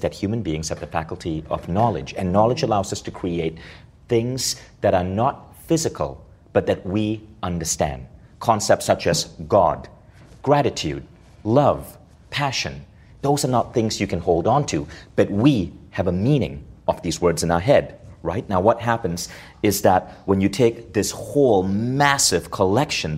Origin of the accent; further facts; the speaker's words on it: India; obviously I'm Indian, I grew up in a culture where parenting is about power over a little human being